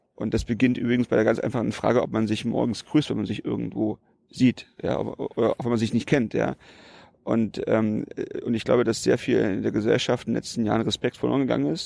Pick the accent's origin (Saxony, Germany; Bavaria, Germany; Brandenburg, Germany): Brandenburg, Germany; 44 Jahre, mhm wohne ich äh, in Brandenburg. Damals äh, war es natürlich nicht Brandenburg, wo ich aufgewachsen bin. Da gab es noch die DDR